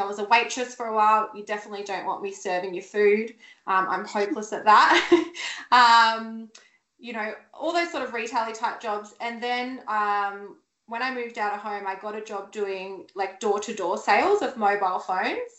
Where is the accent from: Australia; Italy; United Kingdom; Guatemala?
Australia; Sydney, New South Wales; moved away as an adult; now in Gold Coast, Australia; I'm from Sydney originally and I moved to the Gold Coast, oh God, so it'd be at least 11 or 12 years ago now.